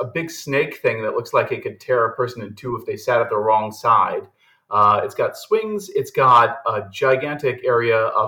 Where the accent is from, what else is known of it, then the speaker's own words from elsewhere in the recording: Ohio, United States; the city that we're living in, which is actually my hometown